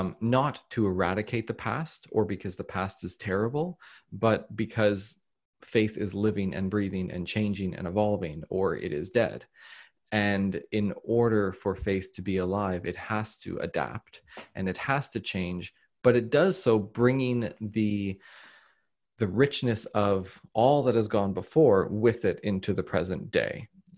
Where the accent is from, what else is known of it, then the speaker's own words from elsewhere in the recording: Australia; also born or lived in Canada; So so as an Australian and a Canadian